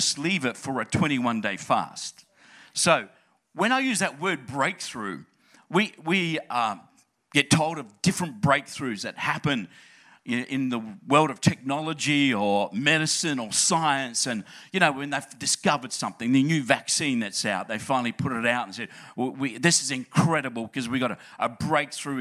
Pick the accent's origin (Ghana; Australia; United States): Australia; Adelaide, South Australia; moved away; It really is my home church, and I grew up in Adelaide, loved the place, trying to convince my family to come back.